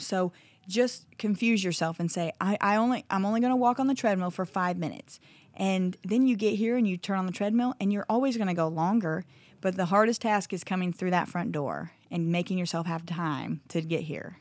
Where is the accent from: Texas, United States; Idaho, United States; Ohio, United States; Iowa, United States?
Iowa, United States; now in Vian, Oklahoma, United States; my small town in Iowa